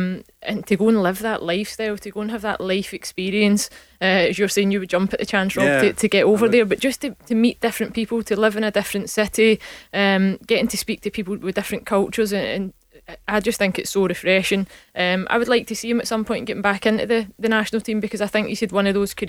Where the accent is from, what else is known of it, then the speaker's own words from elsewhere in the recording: Scotland, United Kingdom; I think that's us being typically Scottish when we look at that.